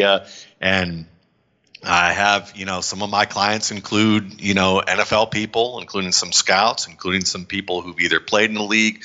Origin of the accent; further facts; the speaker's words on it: Cleveland, Ohio, United States; I grew up in Cleveland